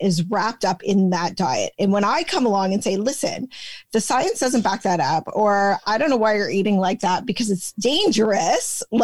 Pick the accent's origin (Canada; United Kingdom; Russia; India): Canada; we're Canadian